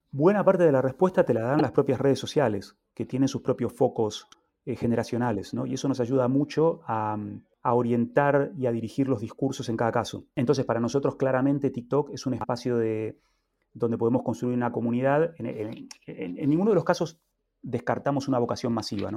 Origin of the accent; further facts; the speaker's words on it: Argentina; now in Spain; en Argentina, de donde yo vengo